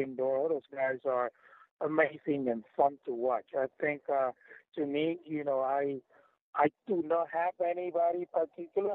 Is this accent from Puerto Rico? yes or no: yes; Puerto Rico; first language Spanish; English is a second language; that's my first language, right? I'm from Puerto Rico